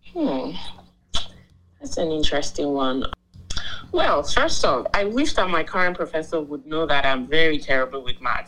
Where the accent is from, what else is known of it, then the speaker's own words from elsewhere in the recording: Nigeria; moved away as an adult; now in United States; I'm Nigerian. I'm from the Pride of Africa. I moved to the US in 2018 for my master's in law